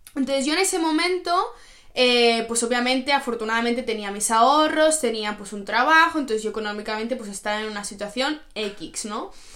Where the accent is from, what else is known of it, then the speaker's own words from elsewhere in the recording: Spain; moved away as an adult; now in Oslo, Norway; yo ya me fui de, de, mi país, yo me fui de España, me fui a mi otro país, que es acá en Noruega, donde yo vivo actualmente